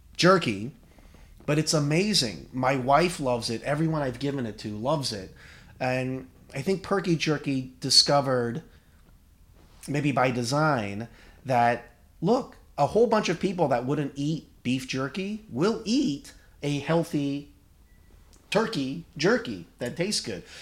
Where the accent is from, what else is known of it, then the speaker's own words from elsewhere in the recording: United States; I'm Korean American, and I, I'm a bad Korean.